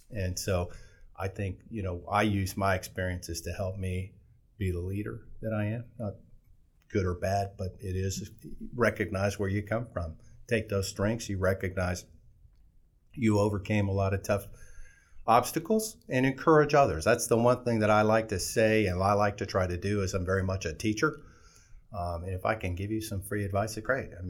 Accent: Fort Walton Beach, Florida, United States; Well, I came from Florida. I was born in Fort Walton Beach

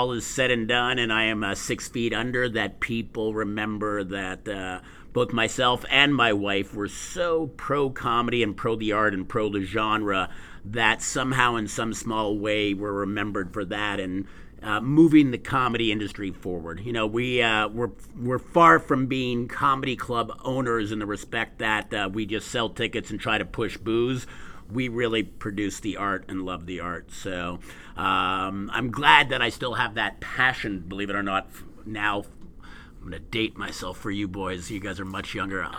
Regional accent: Montreal, Quebec, Canada; moved away as an adult; now in Edmonton, Canada; born and raised in Montreal

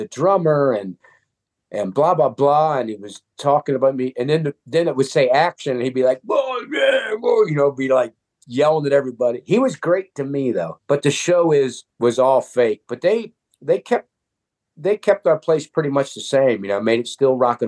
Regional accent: Akron, Ohio, United States; I come from Akron

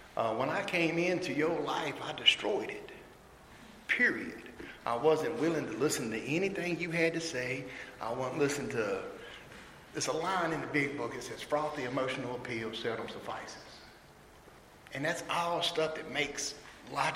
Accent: Mayodan, North Carolina, United States; now in Elm City, United States; I am actually from a small town in North Carolina called Mayo Dan. It's where the Mayo and the Dan River meet.

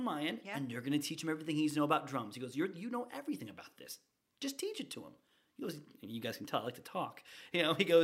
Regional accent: Northeast Ohio, United States; moved away as an adult; now in Riverview, United States; I was born and raised in Ohio

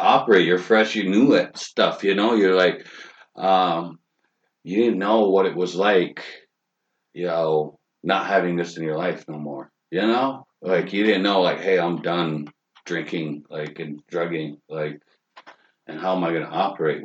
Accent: Fort Thompson, South Dakota, United States; I'm from South Dakota. I'm from the Crow Creek Reservation in uh, Fort Thompson.

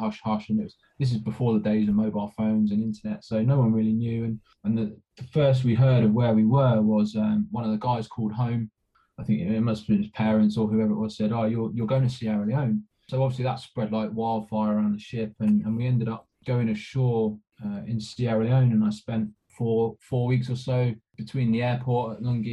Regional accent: England, United Kingdom; moved away as an adult; I'd come from being this young lad from a fishing village from the south coast

